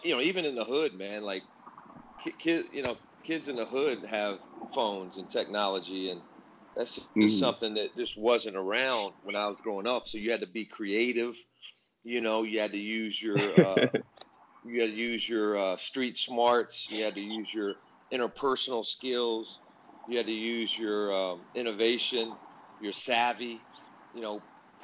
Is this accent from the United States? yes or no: yes; Hampton, Virginia, United States; I grew up in Hampton, Virginia